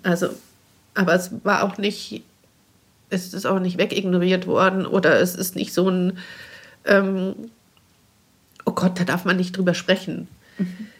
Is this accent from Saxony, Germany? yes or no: no; Bavaria, Germany; bei uns in Bayern